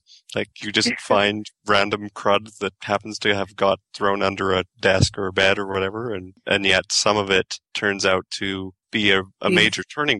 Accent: Canada; I love that I'm the Canadian

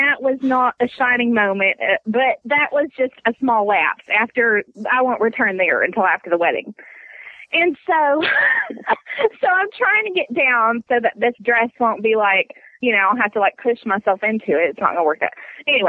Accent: Texas, United States; I'm Texan

